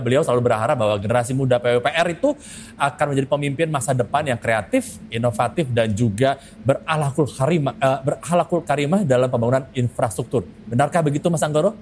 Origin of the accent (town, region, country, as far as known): Jakarta, Indonesia; born or raised there; also born or lived in Papua